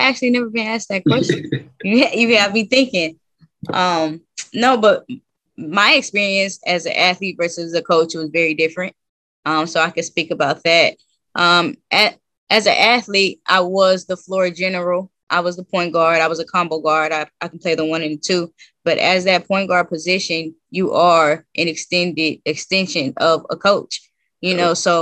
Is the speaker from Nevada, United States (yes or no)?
yes; Las Vegas, Nevada, United States; moved away as an adult; also born or lived in Lancaster, California / Spain / Romania; from Lancaster, California, but I really claim Las Vegas because that's where I grew up.